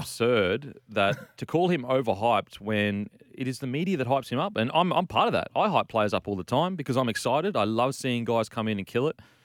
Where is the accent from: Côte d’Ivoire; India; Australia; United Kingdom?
Australia; Queensland; I'm from Queensland